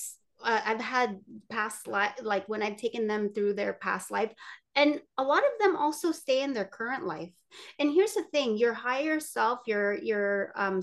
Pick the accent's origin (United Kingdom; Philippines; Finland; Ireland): Philippines; I'm Filipino